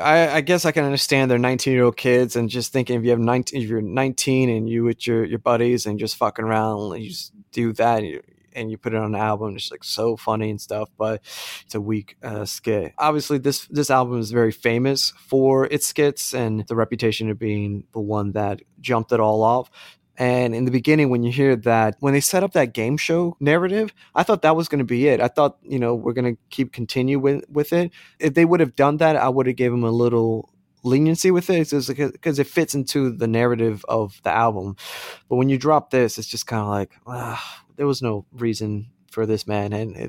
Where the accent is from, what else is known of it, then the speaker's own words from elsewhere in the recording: United States; just growing up in the States, that's kind of a natural thing.